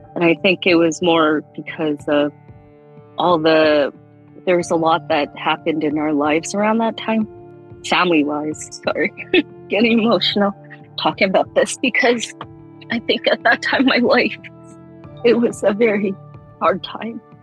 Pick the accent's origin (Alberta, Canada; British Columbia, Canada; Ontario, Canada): Alberta, Canada; Calgary; we grew up in Radisson till I was probably about 10 years old